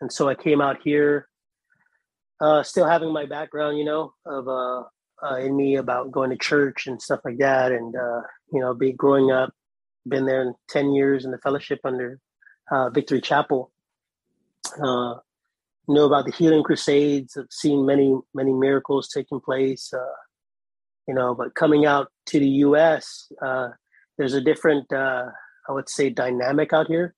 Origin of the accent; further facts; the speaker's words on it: Guam; also born or lived in Austin, Texas; now in Hilo, United States; I'm actually from the island of Guam. I'm a Pacific Islander, Chamorro by nature